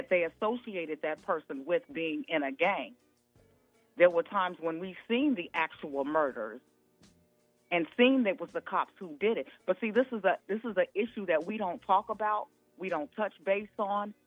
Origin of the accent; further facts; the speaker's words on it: Midwest, United States; while I might not be from Chicago, I grew up in the Midwest